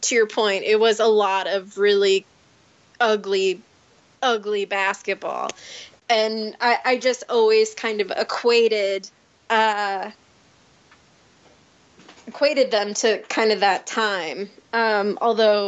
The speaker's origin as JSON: {"language": "English", "region": "southern Indiana", "country": "United States", "tie": "born or raised there", "also_born_or_lived": "Michigan", "moved": "as an adult", "said": "I mostly grew up in southern Indiana near Kentucky"}